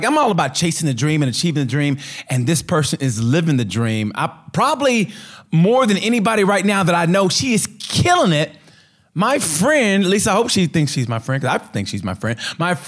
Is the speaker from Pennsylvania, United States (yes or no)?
no; Oklahoma, United States; I am originally born and raised in Oklahoma